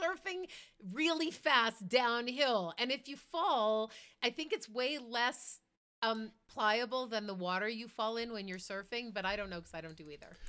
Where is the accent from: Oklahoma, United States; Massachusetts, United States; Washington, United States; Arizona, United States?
Massachusetts, United States; Boston; now in Colorado, United States; I grew up in Boston